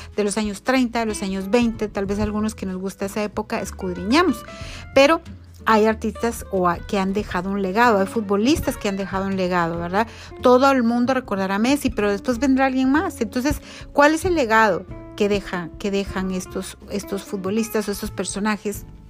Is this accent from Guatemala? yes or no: yes; Guatemala